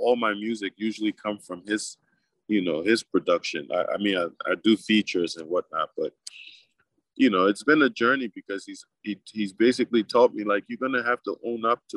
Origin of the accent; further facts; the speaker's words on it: New Jersey, United States; also born or lived in Africa; I grew up in Jersey.